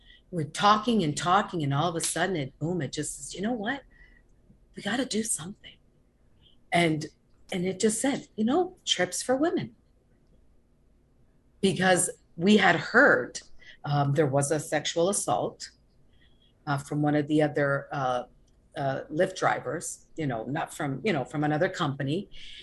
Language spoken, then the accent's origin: English; Canada; moved away as an adult; now in Florida, United States; I'm originally from Canada. Originally, I moved to Florida 22 years ago